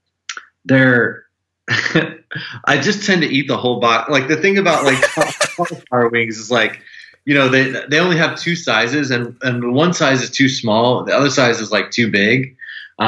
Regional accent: St. Louis, Missouri, United States; also born or lived in Kansas City; I'm from St. Louis

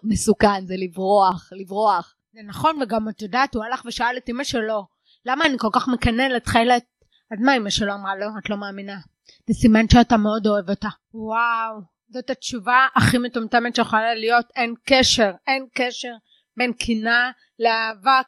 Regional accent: the Krayot, Haifa District, Israel; אני מהקריות במקור. אני ארצית.

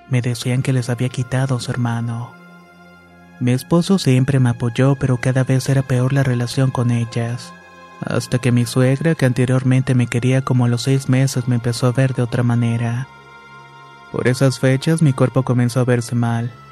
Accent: Michoacán, Mexico; Soy de Michoacán y todo comenzó cuando conocí a mi esposo.

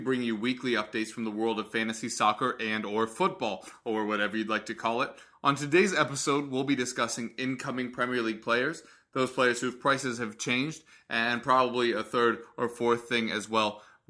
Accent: United States; I'm biased as an American

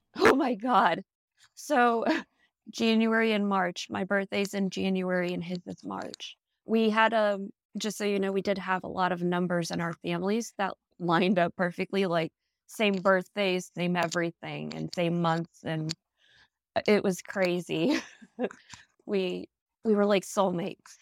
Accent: Dallas, Texas, United States; also born or lived in Midlothian, Virginia; I'm actually from Dallas, Texas

